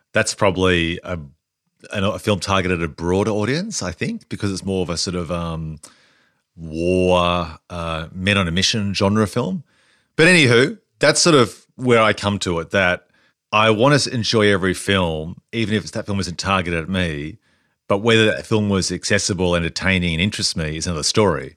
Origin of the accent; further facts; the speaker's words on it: Australia; us as Australians